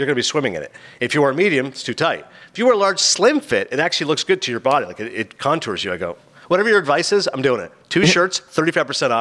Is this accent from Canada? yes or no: yes; Kingston, Ontario, Canada; also born or lived in Toronto; I was born in Toronto. I grew up in Kingston a few hours away.